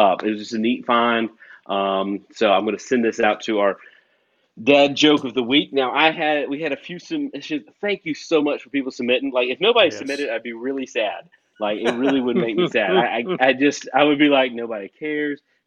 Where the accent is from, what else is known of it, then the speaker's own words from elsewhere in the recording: Wilmington, North Carolina, United States; moved away as an adult; I grew up in Wilmington, North Carolina